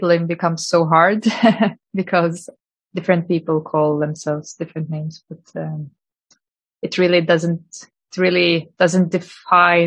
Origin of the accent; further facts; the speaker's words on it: Lithuania; also born or lived in Norway; now in Oslo, Norway; I'm originally from Lithuania, but I've been living in Norway since 2010